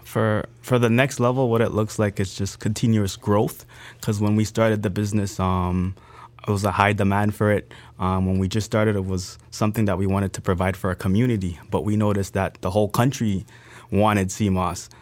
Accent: Canada; also born or lived in Grenada; I was brought up in Grenada. I was raised in Canada. When my mom brought me here, we didn't really have much.

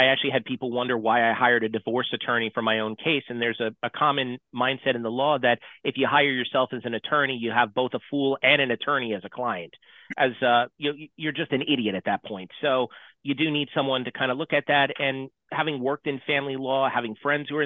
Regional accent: San Diego, California, United States; moved away as an adult; also born or lived in Wilmington, Delaware; I'm a Southern California kid born and raised in San Diego

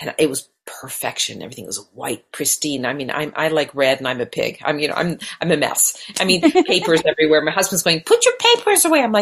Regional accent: Canada; first language Hungarian; English is a second language; moved away as an adult; now in Los Angeles, United States; I grew up in Canada and I was born there.

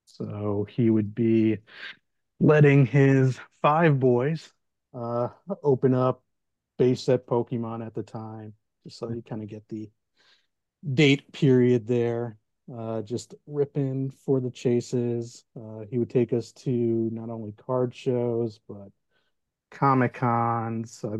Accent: New York City, New York, United States; now in Tampa, United States; growing up in Brooklyn

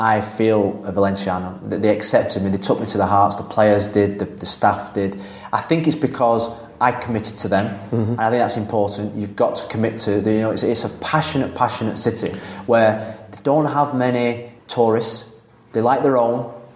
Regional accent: England, United Kingdom; moved away as an adult; now in Spain; as English coaches

